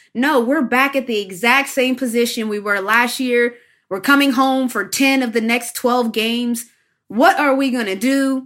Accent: West Virginia, United States; moved away as an adult; I grew up in West Virginia

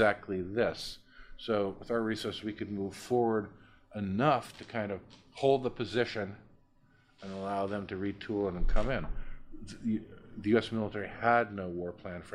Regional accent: United States; I'm an American

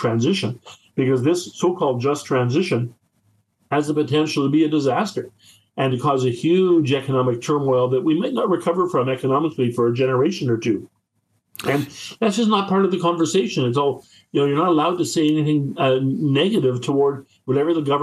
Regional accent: Whitehorse, Yukon, Canada; I grew up in Whitehurst

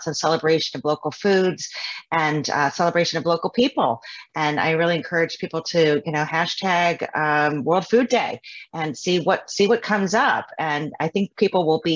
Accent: Midwest, United States; I grew up kind of in the Midwest

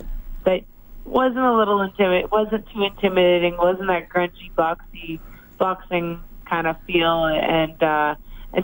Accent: Edmonton, Alberta, Canada; I started my career here, I've had my ups and downs, and that this is my hometown

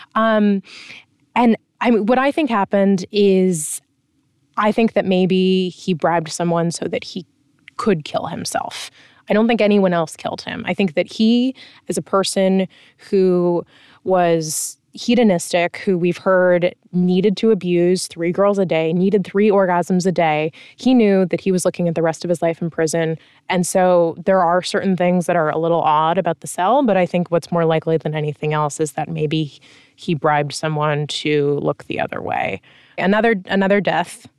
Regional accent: United States; as an American

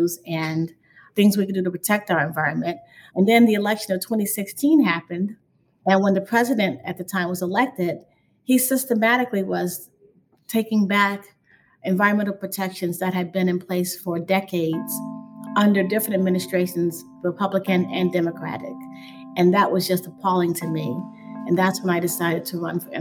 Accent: Chicago, Illinois, United States; I grew up on the South Side and I used to swim quite a bit in Lake Michigan at the point on 55th Street in Hyde Park.

